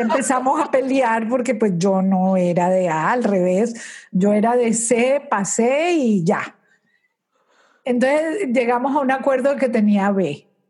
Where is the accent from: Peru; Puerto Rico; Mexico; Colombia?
Colombia; moved away as an adult; now in Aventura, United States; Nací en Colombia, me casé en Colombia, tuve mis hijos en Colombia y tenía una compañía por 20 años de cosméticos